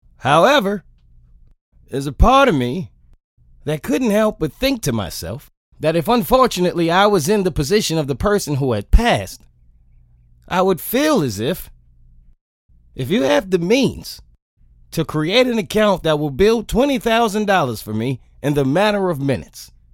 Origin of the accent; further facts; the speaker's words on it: New York, United States; being a New Yorker